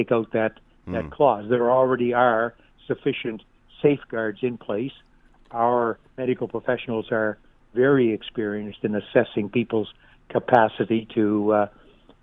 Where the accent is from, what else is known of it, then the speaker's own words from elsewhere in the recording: Halifax, Nova Scotia, Canada; I come from Halifax